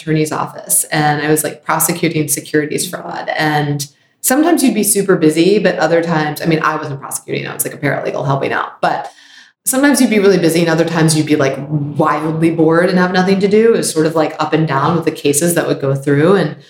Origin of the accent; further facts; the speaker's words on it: Baltimore, Maryland, United States; I grew up in Baltimore, Maryland. I'm an only child.